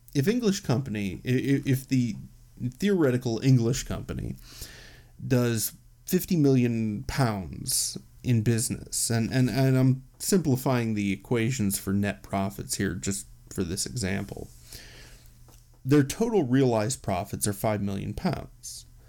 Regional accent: United States; as an American

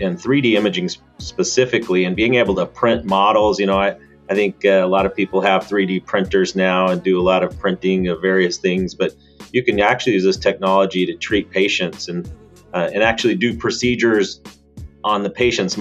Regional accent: Mesa, Arizona, United States; moved away as an adult; also born or lived in California / Cincinnati, Ohio; I grew up right here in Mesa, Arizona, went to Westwood High School

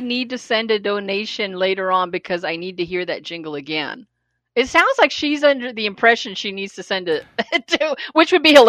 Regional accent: the Valley, California, United States; I grew up in the Valley in the 80s. I was in high school.

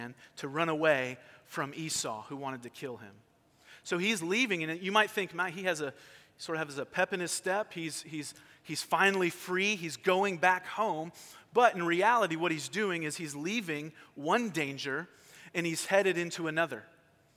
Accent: California, United States; I grew up in California, and we were not far from Disneyland.

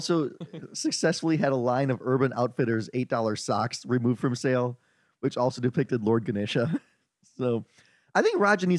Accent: India; so as an Indian, I think the most offensive part that most Indians would find about this story is that the yoga pants cost $75.

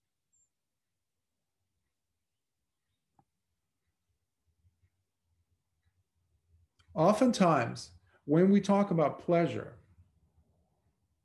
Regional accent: Lebanon; moved away as an adult; Growing up in Lebanon in a war-torn country for 17 years

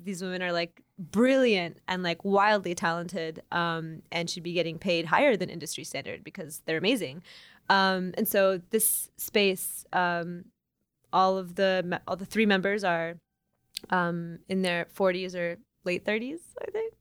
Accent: Oklahoma, United States; now in Chicago, United States; I am, um, Iranian-American, born and raised in Oklahoma

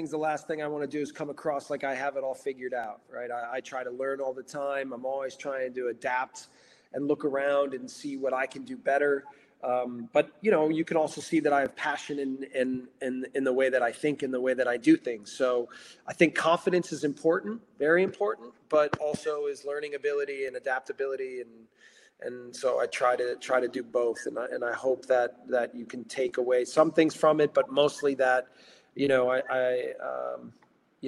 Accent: Racine, Wisconsin, United States; now in Salzburg, Austria; I'm from Racine, Wisconsin.

